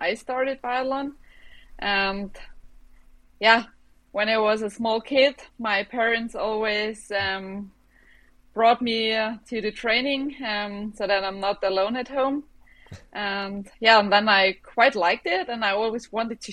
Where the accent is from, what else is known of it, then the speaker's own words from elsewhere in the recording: Bavaria, Germany; English is a second language; I grew up in Bavaria in a small village, surrounded by mountains and a little lake